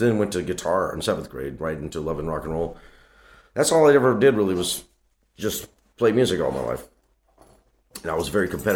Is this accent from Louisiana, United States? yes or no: yes; Covington, Louisiana, United States; I grew up in Louisiana, man, in a place called Covington, Louisiana.